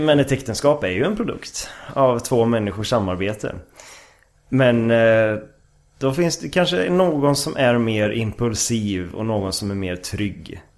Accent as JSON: {"language": "Swedish", "town": "Lidköping", "region": "Västra Götaland", "country": "Sweden", "tie": "born or raised there", "also_born_or_lived": "Stockholm, Sweden", "moved": "as an adult", "lives_now": "Umeå, Sweden", "said": "Är ifrån eh, Lidköping, Västergötland"}